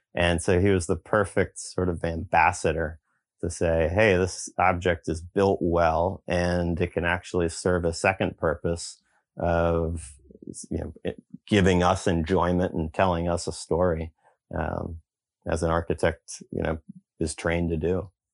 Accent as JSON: {"language": "English", "region": "Eastern Shore of Virginia", "country": "United States", "tie": "born or raised there", "said": "growing up in the Eastern Shore of Virginia"}